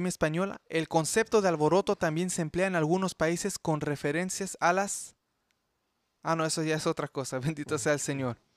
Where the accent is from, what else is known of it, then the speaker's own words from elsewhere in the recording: Chile; now in Canada; En eh, Chile, yo sé, en mi, en, mi tierra pasó eso